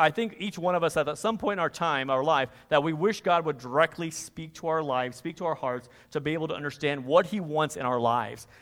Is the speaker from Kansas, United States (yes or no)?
yes; Kansas, United States; moved away; I'm originally from Kansas